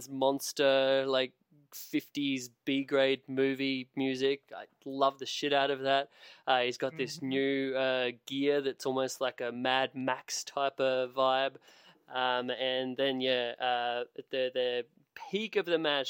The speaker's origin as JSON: {"language": "English", "country": "Australia", "tie": "born or raised there", "said": "as an Australian"}